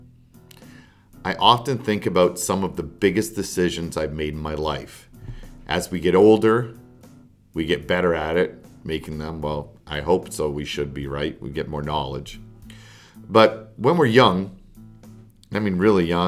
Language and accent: English; Canada; moved away; also born or lived in United States; I am Canadian and I'm an American citizen as well. So, but at the time I was in Canada